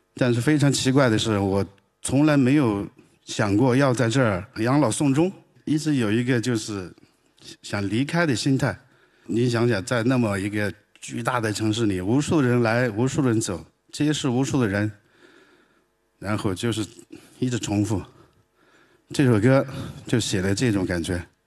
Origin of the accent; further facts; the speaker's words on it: Greater and Lesser Liangshan, Sichuan, China; Chinese is a second language; moved away as an adult; now in Beijing, China; 我是四川大小凉山人，我是个彝族，但彝族是四九年以后才有的哈，原来叫蛮子